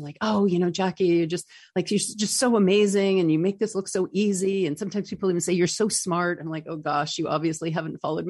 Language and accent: English; North Country, upstate New York, United States; moved away; I'm from the North Country